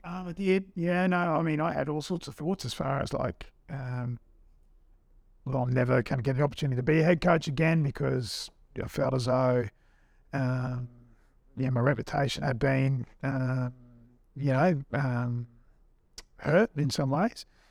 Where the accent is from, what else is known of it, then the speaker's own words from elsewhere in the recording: Australia; also born or lived in England; being an Aussie